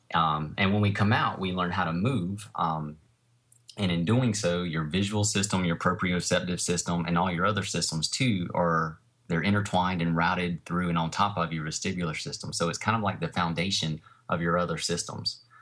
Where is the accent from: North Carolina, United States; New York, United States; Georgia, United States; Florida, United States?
North Carolina, United States; Fuquay-Varina; I have a training studio in my hometown here where I live. uh, in a place called Fuquay Arena.